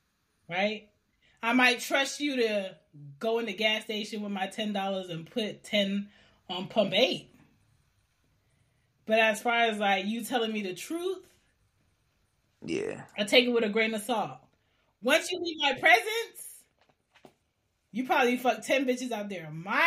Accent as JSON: {"language": "English", "country": "Jamaica", "said": "Ask me as a Jamaican woman what is tradition in my family."}